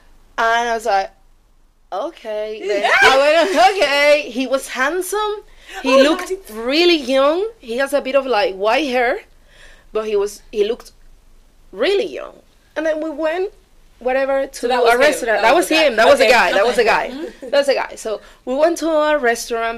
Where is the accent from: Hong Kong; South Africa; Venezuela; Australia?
Venezuela; moved away; I'm from Venezuela